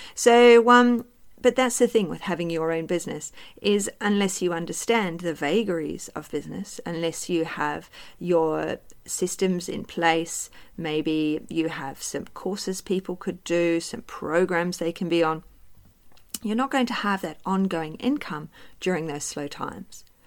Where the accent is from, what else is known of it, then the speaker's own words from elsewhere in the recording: New Zealand; moved away as an adult; also born or lived in United Kingdom / Cardiff / Bristol / London; now in Australia; I was born in New Zealand and I grew up there